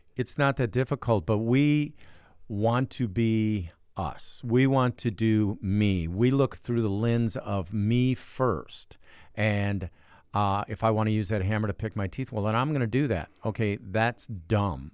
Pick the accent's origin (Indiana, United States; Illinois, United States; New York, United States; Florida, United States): Indiana, United States; Cedar Lake; I'm from Cedar Lake, Indiana.